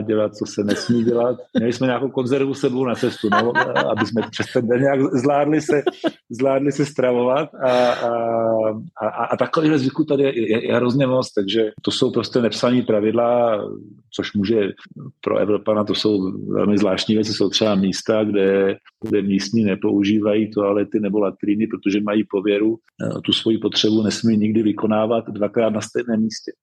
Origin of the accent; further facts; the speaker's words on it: Czechia; moved away as an adult; now in Madagascar; já jsem Čech a Čechem, Čechem vždycky budu